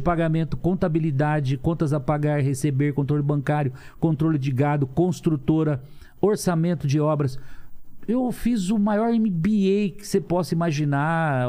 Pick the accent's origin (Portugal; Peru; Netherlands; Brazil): Brazil; Lins, São Paulo; also born or lived in Cafelândia; nasci em Cafelândia, morando em Lins com 3 anos de idade